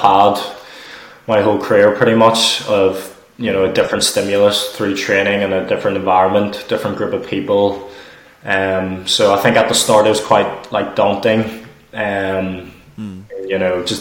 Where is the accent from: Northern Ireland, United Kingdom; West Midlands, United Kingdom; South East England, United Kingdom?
Northern Ireland, United Kingdom; moved away as an adult; now in Stirling, United Kingdom; because I was born in Northern Ireland, I'm from Northern Ireland